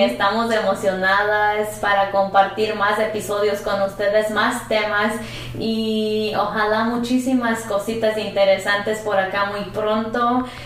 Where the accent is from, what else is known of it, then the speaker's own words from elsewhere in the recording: Mexico; now in United States; tú y yo crecimos en México